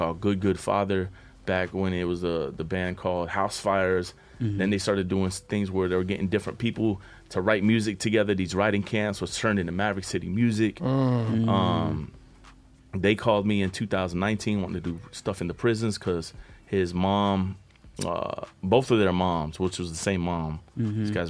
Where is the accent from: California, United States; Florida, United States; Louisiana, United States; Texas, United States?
Florida, United States; Miami; moved away; we end up in Miami, Florida, which is my hometown